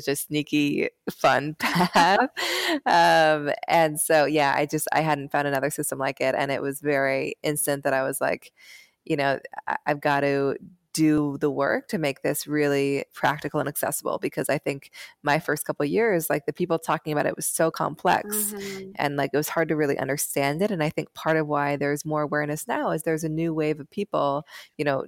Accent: Seattle, Washington, United States; I grew up in Seattle

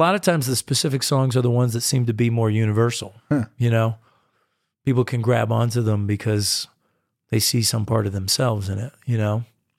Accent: United States; and I'm a distinctly American artist. I mean, I go and I play in Europe, but I've really come across as American in so many ways and in so much of my music.

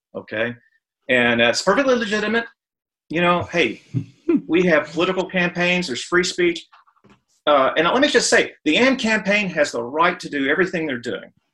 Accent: Texas, United States; Matter of fact, both sides of my family have been in Texas before Texas was even a state.

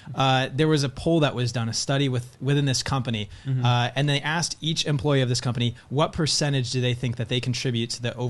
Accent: Southern California, United States; I grew up in Southern California.

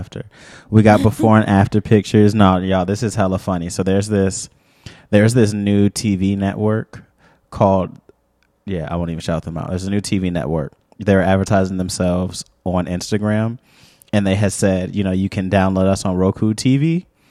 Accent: St. Louis, Missouri, United States; I'm from Saint Louis

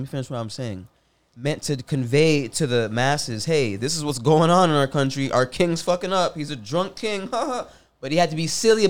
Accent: New Haven, Connecticut, United States; Bro, I'm from New Haven, Connecticut.

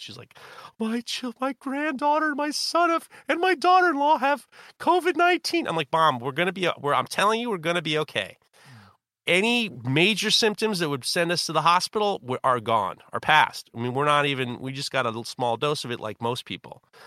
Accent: New York City, New York, United States; I'm white from Europe and New York City

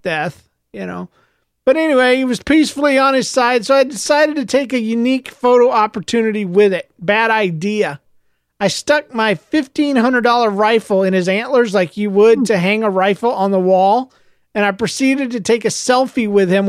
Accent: United States; also born or lived in Florida; I was raised in Georgia, Florida area

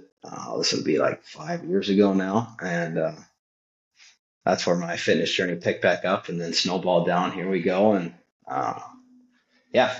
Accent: Wisconsin, United States; I am from Wisconsin

